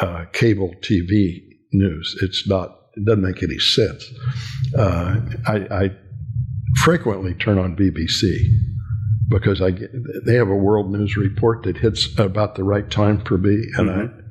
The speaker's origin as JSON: {"language": "English", "region": "California", "country": "United States", "tie": "born there", "said": "And I had family in California, and I was born in California. So I had a second home out there."}